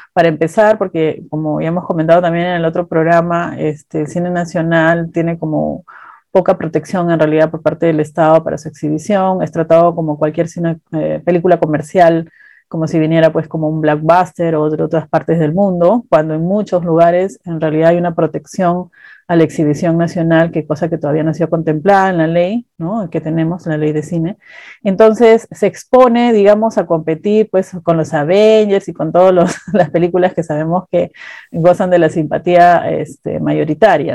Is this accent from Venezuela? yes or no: no; Peru; como peruanos